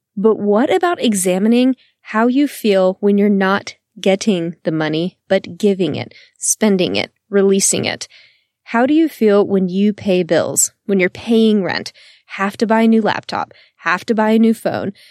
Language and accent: English; Texas, United States; I am born and raised in Texas and still live in Austin today